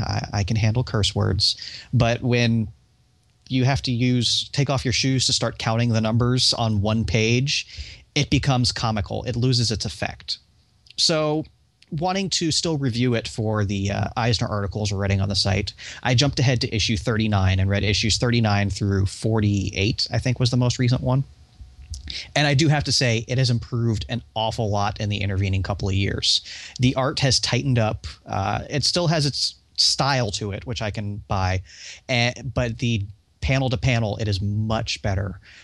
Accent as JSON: {"language": "English", "country": "United States", "said": "I'm American, I don't speak proper"}